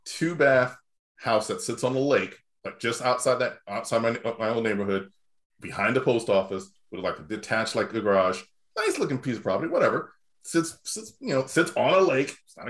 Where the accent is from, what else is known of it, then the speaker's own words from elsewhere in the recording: Dundee, United States; I had to look up numbers in my hometown of what prices for land and houses were going for.